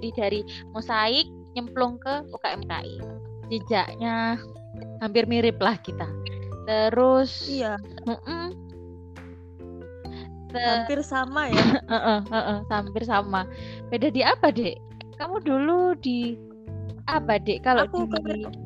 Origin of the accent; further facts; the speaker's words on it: Mojokerto, East Java, Indonesia; born there; Lahir di Mojokerto 27 April 1996